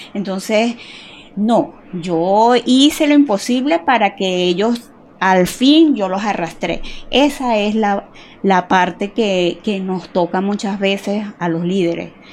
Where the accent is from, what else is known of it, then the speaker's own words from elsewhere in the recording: Yaracuy, Venezuela; moved away as an adult; also born or lived in Barquisimeto, Lara, Venezuela; now in Cali, Colombia; yo nací en Lara, en Barquisimeto, es, ahí es la tierra del Tamunangue. Ah. Lo que pasa es que yo nací ahí pequeñita, me llevaron al lado a Yaracuy